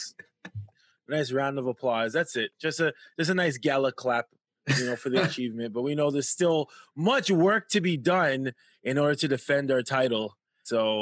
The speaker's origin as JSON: {"language": "English", "country": "Canada", "said": "As a Canadian Black man who has experienced racism from birth till now"}